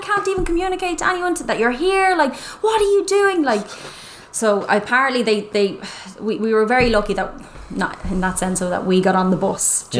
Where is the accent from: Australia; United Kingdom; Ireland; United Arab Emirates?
Ireland; moved away as an adult; also born or lived in Dublin; we're Irish.